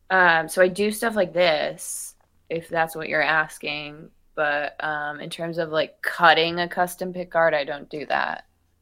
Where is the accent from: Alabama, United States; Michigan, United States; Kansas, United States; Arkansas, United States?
Michigan, United States; Pinckney; accent: Midwestern; also born or lived in Philadelphia, Pennsylvania; I'm from Pinckney, Michigan. I moved there when I was 2 and grew up, and Brighton is literally right next to Pinckney, and Pinckney is like the smallest town ever.